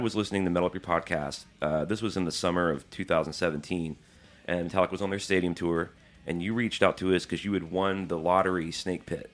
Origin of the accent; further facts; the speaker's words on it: Birmingham, Alabama, United States; moved away; I grew up in Birmingham